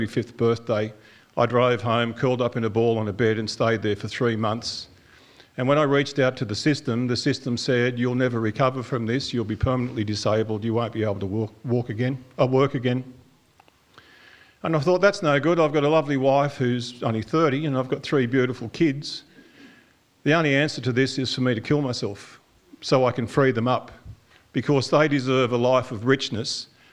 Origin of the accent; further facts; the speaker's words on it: Karuah, New South Wales, Australia; also born or lived in Raymond Terrace; I grew up on Karua Mission